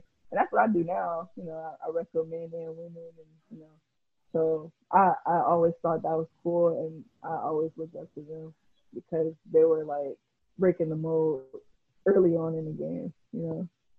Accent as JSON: {"language": "English", "country": "Jamaica", "said": "And I'm not saying there's anything wrong with Jamaica because I'm Jamaican."}